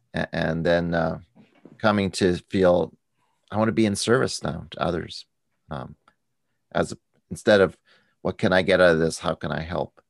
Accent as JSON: {"language": "English", "country": "United States", "said": "as an American"}